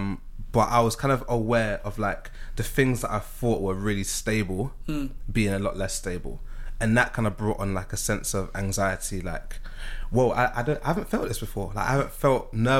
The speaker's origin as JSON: {"language": "English", "region": "London", "country": "United Kingdom", "tie": "born or raised there", "said": "growing up in South London"}